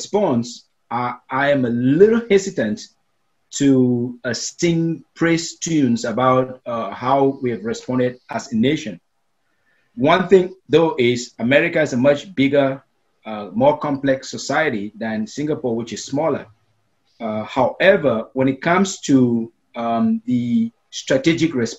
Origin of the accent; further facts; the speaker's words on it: Cameroon; first language Meta; English is a second language; also born or lived in Asia; now in United States; as a little kid growing up in Africa, in a country known as Cameroon